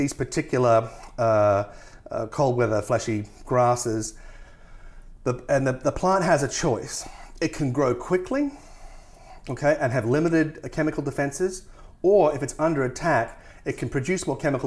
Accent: Tasmania, Australia; I come from Tasmania, which has the highest percentage of World Heritage listed forests in the world

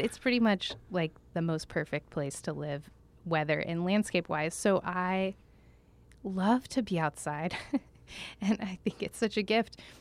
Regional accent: Tulsa, Oklahoma, United States; also born or lived in Jackson, Mississippi / New York City / Washington, D.C. / Essen, Germany; now in Santa Barbara, United States; So I grew up in Oklahoma.

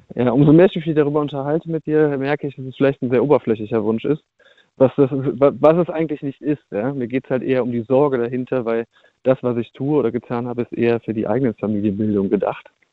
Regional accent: Cologne, North Rhine-Westphalia, Germany; ich äh, komme aus NRW. Ich komme aus Köln.

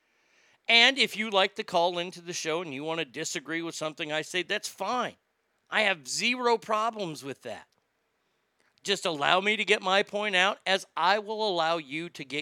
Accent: Texas, United States; I am from Texas

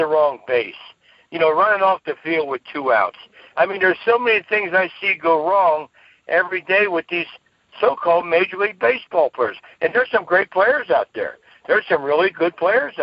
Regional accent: Cincinnati, Ohio, United States; my hometown, which is Cincinnati

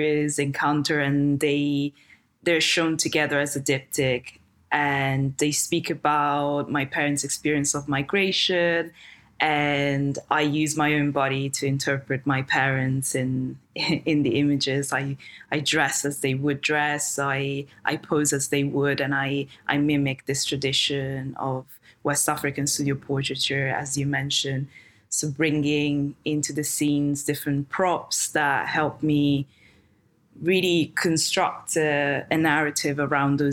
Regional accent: a very small town in the north of Italy, northern Italy, Italy; English is a second language; moved away as an adult; also born or lived in London; I came from a very small town in the north of Italy, where I'm actually now.

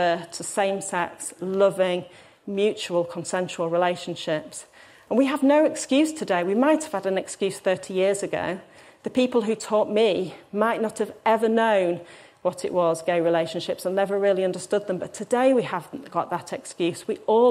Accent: Hull, Yorkshire and the Humber, United Kingdom; I'm from Hull

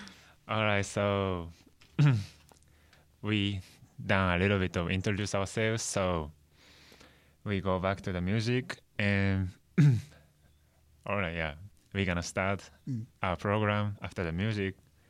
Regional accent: Tokyo, Japan; he's from Japan, and I'm also from like Tokyo, Japan.

